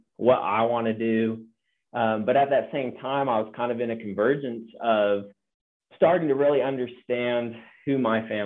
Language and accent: English; Central Coast, California, United States; also born or lived in Seattle, Washington; born in Seattle area, and then my family moved to California as my parents, actual pastors of a church on the Central Coast there for over 7 years. And so most of my boyhood in my world that I knew was centered around kind of that agricultural community